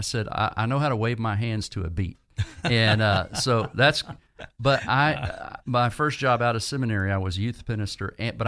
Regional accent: Virginia, United States; But during college in Virginia, I grew up primarily in Virginia, felt a sense of call towards ministry.

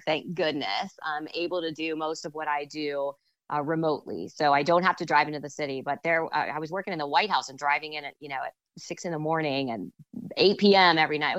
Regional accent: Fairfax County, DC area, Virginia, United States; also born or lived in Texas / Washington, D.C.; And then shortly thereafter, we moved up to the DC area. And that's really when I was about seven. And that's really where I grew up and where I consider home

